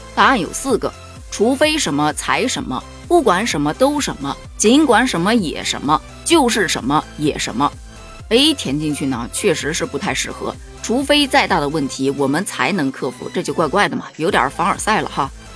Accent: China; 作为中国人，我骄傲

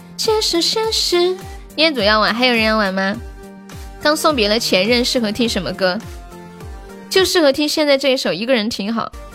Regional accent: Sichuan, China; accent: Sichuanese; 我们四川话叫 师傅撒一周

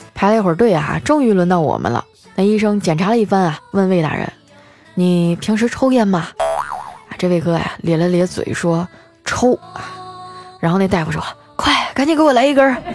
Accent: Northeast China, China; moved away; 作为一个东北人啊， 我对雪呢，还是比较有感情的。我小时候的冬天啊，可比现在冷多了

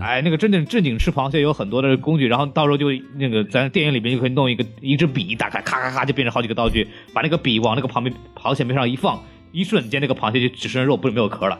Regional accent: China; 我们中国人

